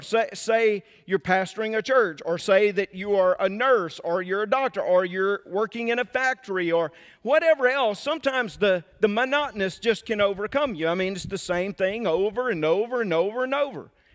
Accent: Mississippi, United States; I'm from Mississippi. I like to pronounce about three extra syllables in every word

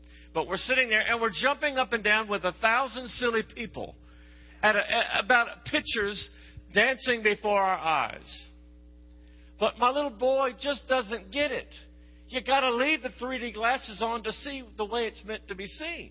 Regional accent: Texas, United States; I'm from Texas

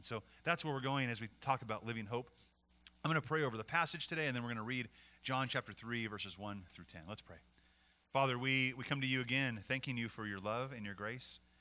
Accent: Montana, United States; now in California, United States; When we moved from California to Montana, we left my my parents' parents and uh, left them behind here.

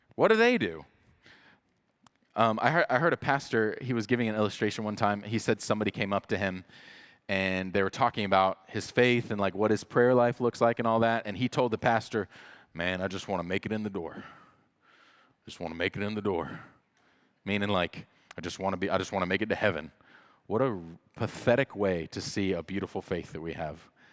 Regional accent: the Bible Belt, United States; I grew up in the Bible Belt

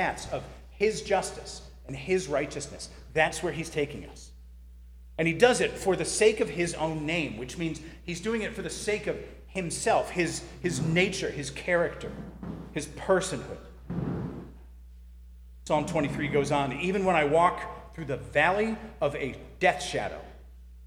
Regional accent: near Boston, Massachusetts, United States; I grew up near Boston, where the roads make absolutely no sense

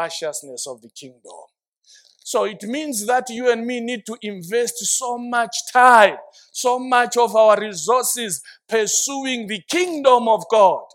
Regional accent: Zimbabwe; I identify myself by the kingdom first, then Zimbabwean later

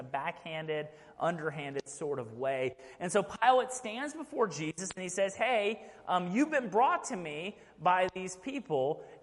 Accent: Fort Bend ISD, Texas, United States; moved away as an adult; now in Rockdale, United States; I grew up in Fort Mend ISD

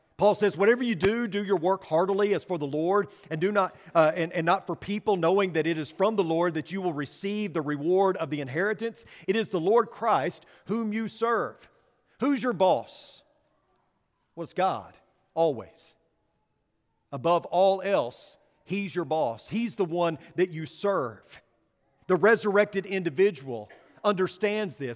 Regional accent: West Texas, United States; accent: West Texan; I'm English and I speak like a, West Texan

